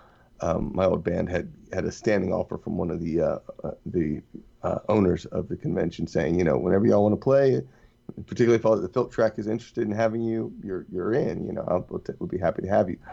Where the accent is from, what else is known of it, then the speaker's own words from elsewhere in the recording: Texas, United States; also born or lived in New Orleans / Birmingham; now in Atlanta, United States; I'm originally from Texas, moved to New Orleans